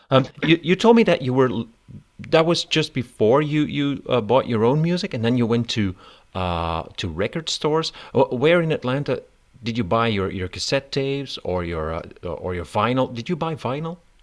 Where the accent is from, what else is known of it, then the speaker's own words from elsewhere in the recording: Belgium; I'm from Belgium